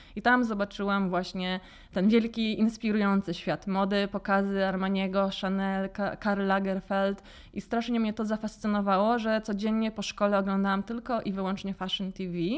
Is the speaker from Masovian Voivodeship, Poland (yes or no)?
yes; Warsaw, Masovian Voivodeship, Poland; also born or lived in London; pochodzę z Gocławia i pierwszą galerią handlową, do jakiej w ogóle weszłam jako dziecko, to była promenada